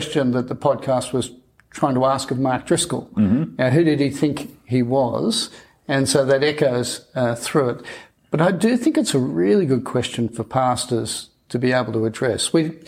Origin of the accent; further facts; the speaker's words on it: Australia; I'm Australian.